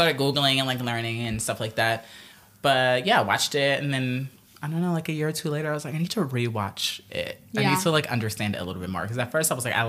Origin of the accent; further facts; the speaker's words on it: Omaha, Nebraska, United States; now in Brooklyn, United States; I'm from Omaha.